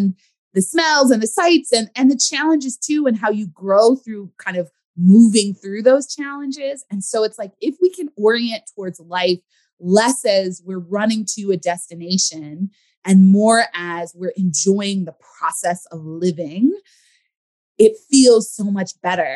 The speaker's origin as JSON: {"language": "English", "region": "California", "country": "United States", "tie": "born or raised there", "said": "I grew up in California"}